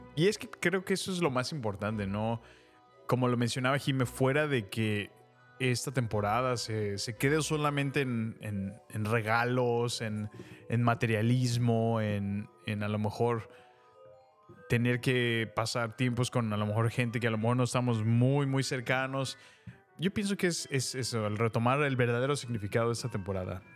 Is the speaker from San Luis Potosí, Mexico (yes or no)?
no; Salamanca / León, Guanajuato, Mexico; moved away; yo me mudé de Salamanca eh, a la ciudad, digamos, más grande, que era León, y yo me mudé a la entré a la secundaria